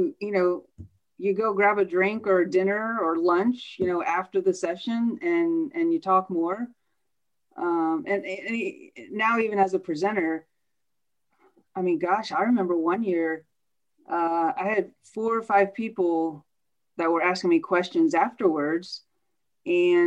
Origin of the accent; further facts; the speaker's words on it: United States; moved away as an adult; also born or lived in Indiana; now in Orlando, United States; I grew up outside of Washington, D.C. So grew up a city girl